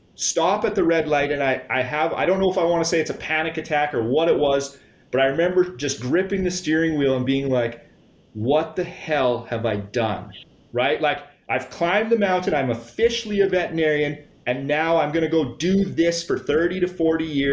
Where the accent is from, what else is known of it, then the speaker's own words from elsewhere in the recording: Saskatchewan, Canada; I grew up born and raised here in Saskatchewan